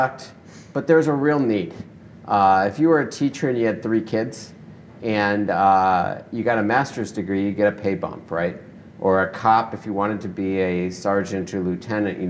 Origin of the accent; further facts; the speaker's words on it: Detroit, Michigan, United States; moved away as an adult; also born or lived in San Francisco; now in Seattle, United States; I grew up in Detroit